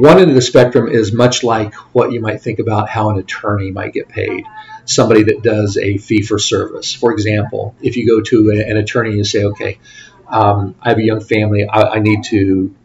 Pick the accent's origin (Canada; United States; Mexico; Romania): United States; Lafayette, Indiana; also born or lived in Bloomington, Indiana / Plainfield, Indiana / Fort Wayne, Indiana / Columbus, Ohio; I grew up in the Lafayette area